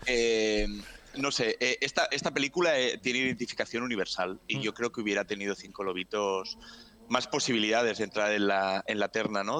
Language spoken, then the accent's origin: Spanish; a town near Mundaka, Basque Country, Spain; está muy cerquita del pueblo donde yo nací